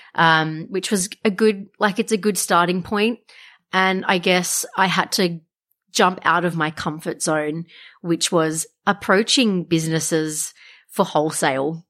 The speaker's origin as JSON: {"language": "English", "town": "Wollongong", "region": "New South Wales", "country": "Australia", "said": "a lot of people don't know that I'm from Wollongong"}